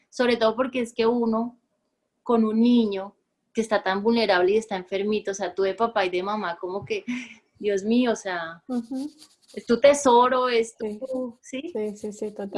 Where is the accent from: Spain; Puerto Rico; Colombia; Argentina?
Colombia; Bogotá; moved away as an adult; now in Barranquilla, Colombia; nací en la ciudad de Bogotá